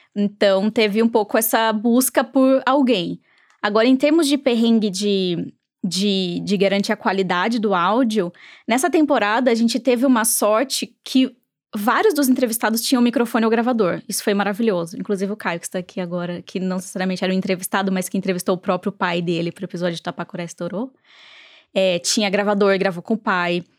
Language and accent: Portuguese; Sorocaba, São Paulo, Brazil; diretamente de Sorocaba, minha terrinha